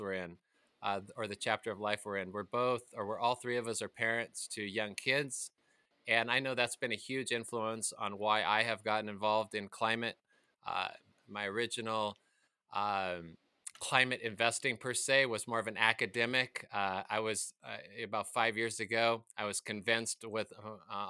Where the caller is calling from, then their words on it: Reno, Nevada, United States; I'm calling in from Reno, Nevada